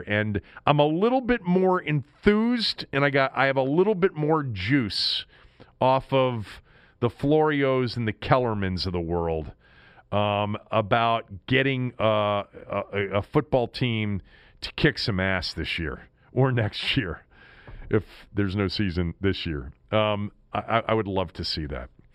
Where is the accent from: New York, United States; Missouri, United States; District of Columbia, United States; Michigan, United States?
District of Columbia, United States; Washington; That's my city. That's my hometown